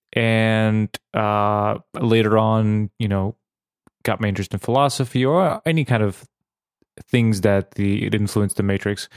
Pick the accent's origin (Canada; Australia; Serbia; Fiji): Serbia; now in Bratislava, Slovakia; in Serbia, even though I am Slovak nationality